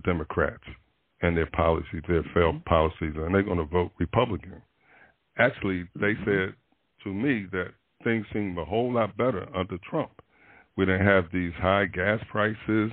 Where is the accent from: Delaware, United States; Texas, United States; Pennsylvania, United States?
Pennsylvania, United States; Philadelphia; my hometown of Philadelphia